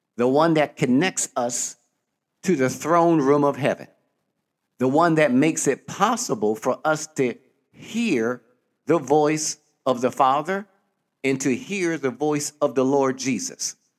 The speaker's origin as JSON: {"language": "English", "town": "Philadelphia", "region": "Pennsylvania", "country": "United States", "tie": "born or raised there", "said": "growing up in Philadelphia, Pennsylvania, or most people call it Philly"}